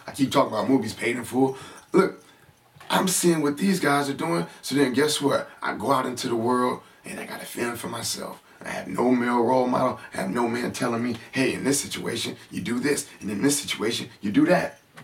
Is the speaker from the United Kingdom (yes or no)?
no; San Francisco, California, United States; I grew up in San Francisco